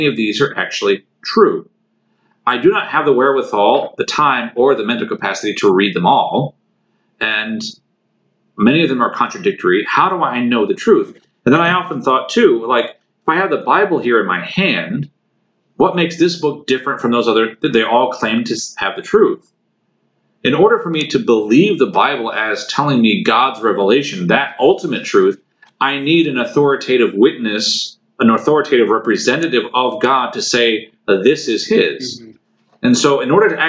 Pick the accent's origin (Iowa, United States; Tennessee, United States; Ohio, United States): Iowa, United States; Davenport; I'm very happy to be from Davenport, Iowa